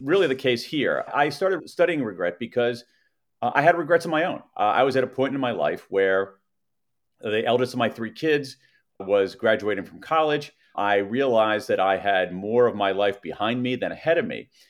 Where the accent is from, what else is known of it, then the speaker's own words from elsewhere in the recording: American Midwest, United States; I grew up in the American Midwest